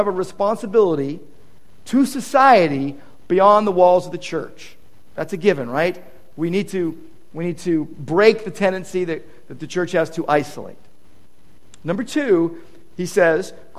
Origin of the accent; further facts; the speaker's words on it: United States; I love my country. I'm an American